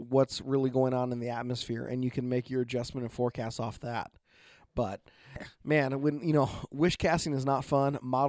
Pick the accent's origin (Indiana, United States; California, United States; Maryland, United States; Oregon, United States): Oregon, United States; from Oregon.